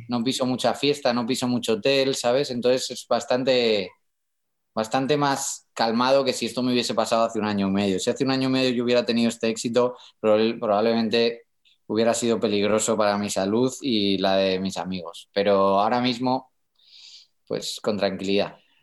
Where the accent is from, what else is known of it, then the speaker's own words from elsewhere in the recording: Madrid, Community of Madrid, Spain; accent: madrileño; Yo nací en Puerta del Ángel